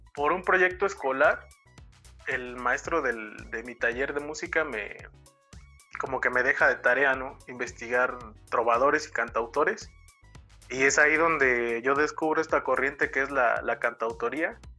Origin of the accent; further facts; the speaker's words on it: Asunción Nochixtlán, Oaxaca, Mexico; soy de Asunción Ochixtlán, Oaxaca